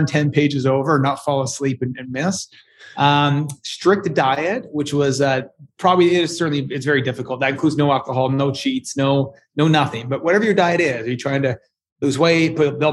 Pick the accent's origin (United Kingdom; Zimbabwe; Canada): Canada; Edmonton, Alberta; I'm from Canada. I'm from a colder part of Canada, Edmonton.